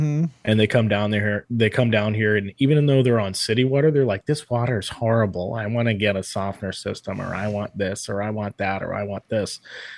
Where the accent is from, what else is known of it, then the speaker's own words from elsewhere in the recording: Cape Coral, Florida, United States; I grew up in Southwest Cape, so you know, before city water came through, you know, I grew up on well water